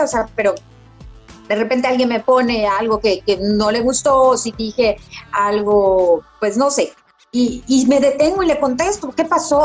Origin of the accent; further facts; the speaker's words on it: Yucatán, Mexico; soy esa típica yucateca